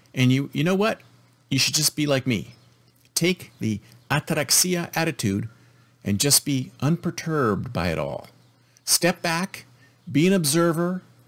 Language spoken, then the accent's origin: English; United States